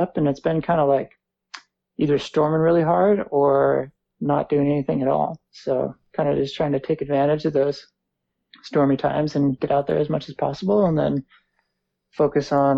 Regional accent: Truckee, California, United States; I grew up in Truckee, California

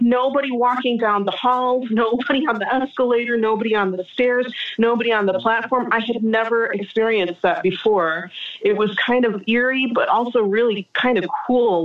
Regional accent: United States; moved away as an adult; now in France; being an American

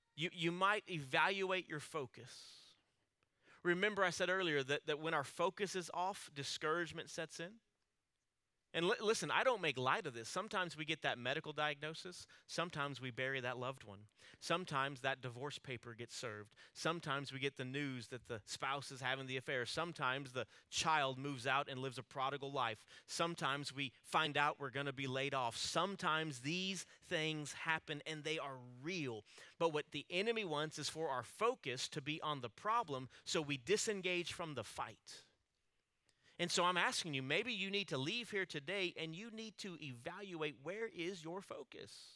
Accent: Alice, United States; growing up in Alice, my family, we always attended a small church there in town

